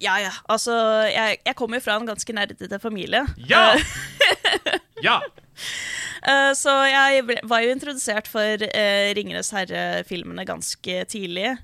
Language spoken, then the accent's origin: Norwegian; Oslo, Norway; Jeg vokste opp på Oslo vestkant